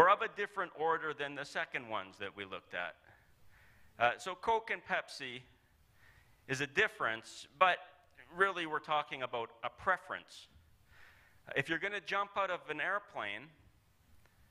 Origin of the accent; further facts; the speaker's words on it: Calgary, Alberta, Canada; I'm from Calgary